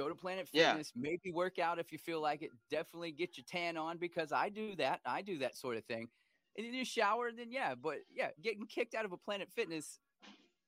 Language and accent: English; Bay Area, California, United States; now in Nashville, United States; I'm originally from the Bay Area. I live in Nashville now